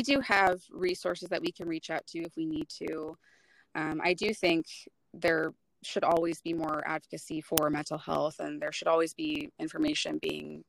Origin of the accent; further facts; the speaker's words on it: Western Washington, United States; I was born and raised in Western Washington, and so I've just always lived here